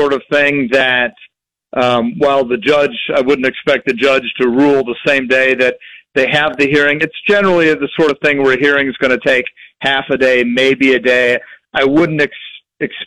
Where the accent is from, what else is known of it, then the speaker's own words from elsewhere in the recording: Jefferson City, Missouri, United States; I grew up in Jefferson City, Missouri